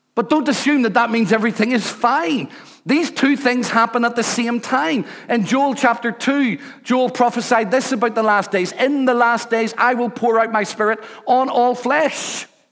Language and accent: English; Rathcoole, Northern Ireland, United Kingdom; I come from Rathcoole. I'm a council estate boy